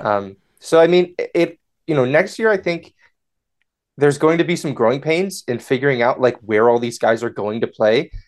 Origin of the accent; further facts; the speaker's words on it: United States; I'm, I'm an American. I live in the United States